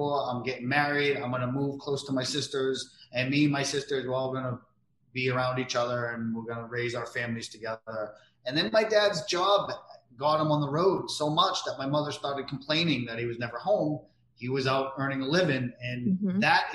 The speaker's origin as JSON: {"language": "English", "region": "New England", "country": "United States", "said": "I'm from New England"}